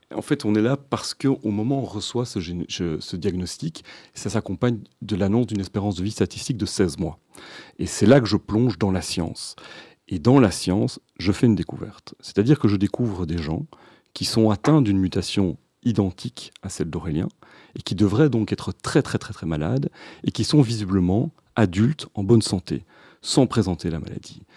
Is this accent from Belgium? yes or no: yes; Brussels, Brussels-Capital Region, Belgium; also born or lived in Louvain-la-Neuve / Scotland / Italy; je, suis né à Bruxelles, j'ai grandi à Bruxelles, à Scarbeck